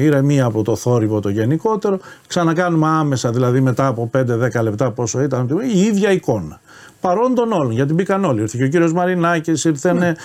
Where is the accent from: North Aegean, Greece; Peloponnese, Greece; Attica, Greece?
Attica, Greece; Nea Smyrni; Στη Νέα Σμύρνη τέλειωσα το σχολείο μου. Νεοσμυρνιώτη είμαι κατά βάση το σχολείο